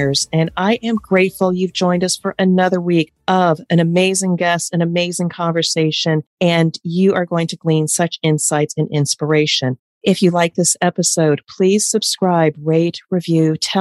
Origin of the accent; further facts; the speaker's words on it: East Coast, United States; I'm from the East Coast and I can talk really fast